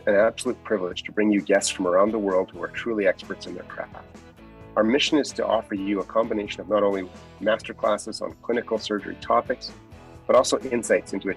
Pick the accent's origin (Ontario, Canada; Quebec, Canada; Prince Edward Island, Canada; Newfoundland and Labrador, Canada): Ontario, Canada; London; I was born in London, Ontario.